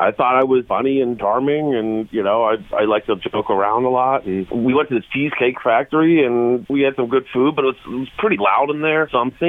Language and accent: English; Huber Heights, Ohio, United States; I'm from Huber Heights.